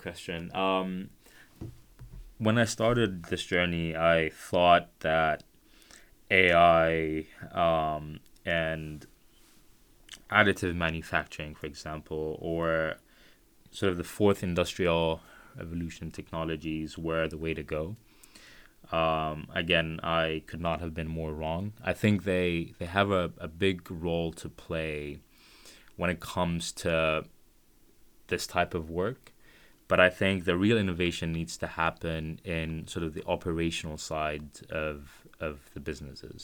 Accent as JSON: {"language": "English", "region": "Khartoum", "country": "Sudan", "said": "I'm from Khartoum, which is the capital of Sudan"}